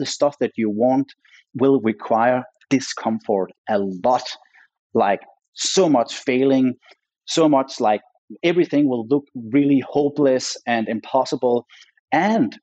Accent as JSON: {"language": "English", "country": "Denmark", "also_born_or_lived": "Los Angeles, United States", "moved": "as an adult", "said": "I came back with my LA mindset to my home country"}